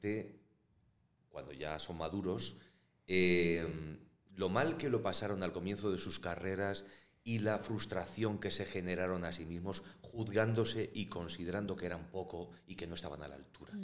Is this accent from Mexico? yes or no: no; Valladolid, Castile and León, Spain; yo soy de Valladolid